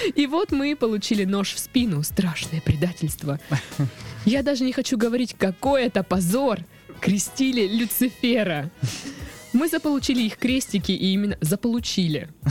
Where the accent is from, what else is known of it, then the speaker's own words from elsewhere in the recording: Krasnodar, Krasnodar Krai, Russia; у нас э, в Краснодаре сейчас